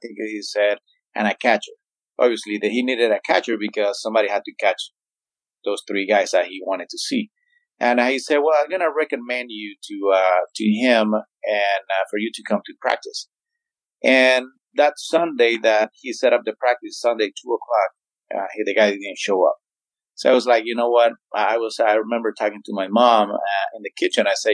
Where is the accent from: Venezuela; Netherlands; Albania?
Venezuela; Zulia; moved away; in Zulia, in my hometown